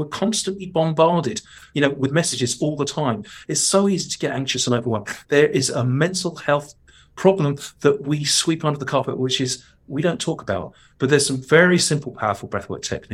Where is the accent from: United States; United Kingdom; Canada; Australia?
United Kingdom; London; accent: cockney; my cockney criminal accent